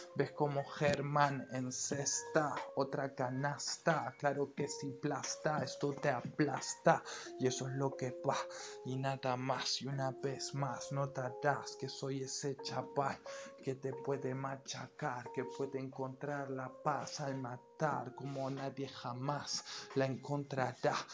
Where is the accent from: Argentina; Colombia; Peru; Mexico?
Argentina; No nací en Barracas, pero en un barrio al lado